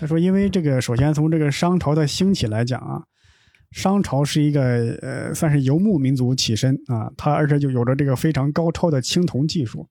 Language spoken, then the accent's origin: Chinese; Shangqiu, Henan, China; moved away; 因为我老家河南商丘